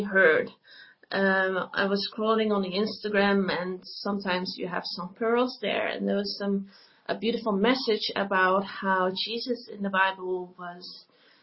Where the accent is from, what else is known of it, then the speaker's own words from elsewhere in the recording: Netherlands; I am from the Netherlands.